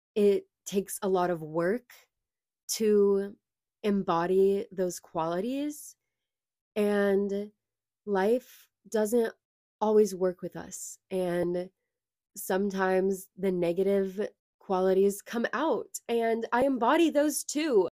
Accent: Lincoln, California, United States; I was born and raised in California

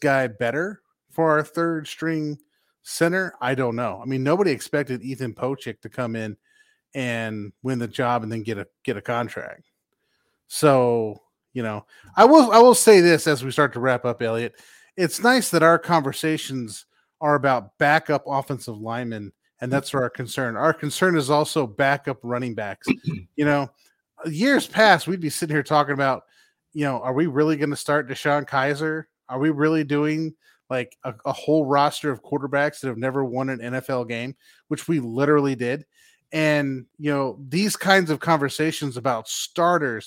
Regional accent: Piqua, Ohio, United States; Represent my hometown, Piqua

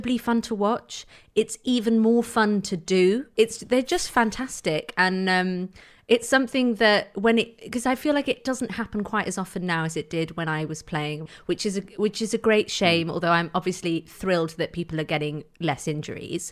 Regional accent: Manchester, North West England, United Kingdom; I grew up in Manchester, so every week I played in the rain and in the mud

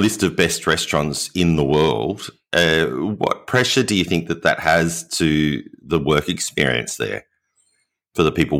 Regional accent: Australia; accent: Australian; as an Australian, I had to drink all of the wine

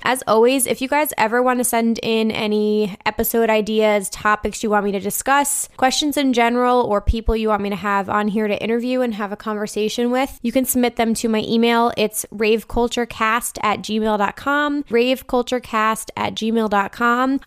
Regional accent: New Jersey, United States; moved away; I'm from New Jersey, so this is sort of like a hometown festival

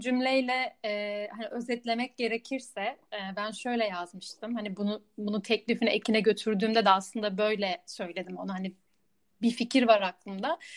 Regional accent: Istanbul, Turkey; moved away as an adult; also born or lived in Budapest, Hungary; now in Amsterdam, Netherlands; eski İstanbul'da biriyim, İstanbul'da büyüdüm ama şimdi burası evim diyebilirim

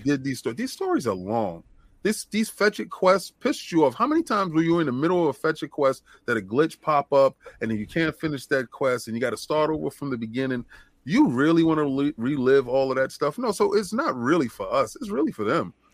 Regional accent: New York, United States; moved away as an adult; also born or lived in Los Angeles; I was from New York

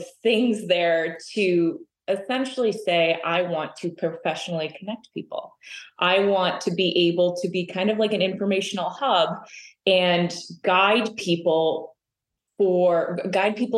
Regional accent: Southwest Wisconsin, United States; moved away; I'm originally from Southwest Wisconsin. I grew up in an entrepreneurial family. I grew up in a town of less than 500

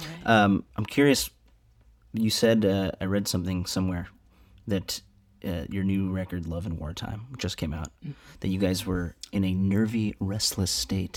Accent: Chicago, Illinois, United States; now in Los Angeles, United States; my hometown of Chicago

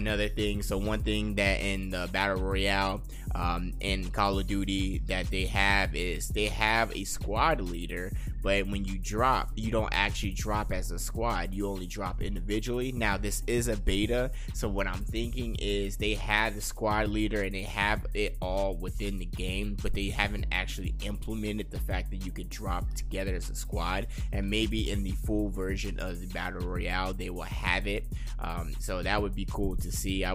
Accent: Las Vegas, Nevada, United States; I am born and raised in Las Vegas, and I am living here

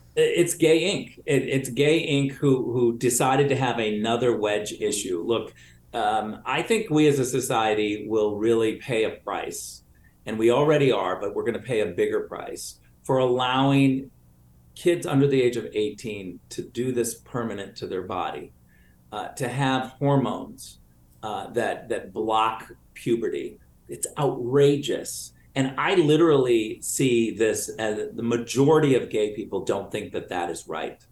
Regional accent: Michigan, United States; I was born in Michigan. I'm originally from Michigan

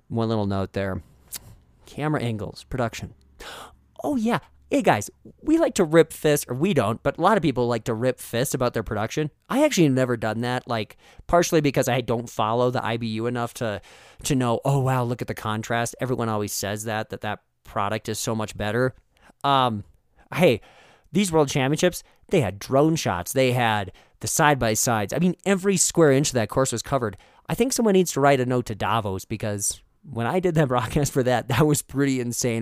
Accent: Fargo, North Dakota, United States; growing up in Fargo, North Dakota

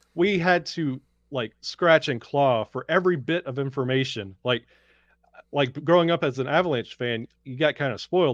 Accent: Birmingham, Alabama, United States; I grew up in Birmingham, Alabama.

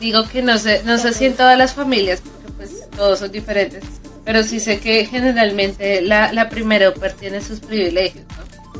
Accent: Bogotá, Colombia; moved away; yo soy de Bogotá

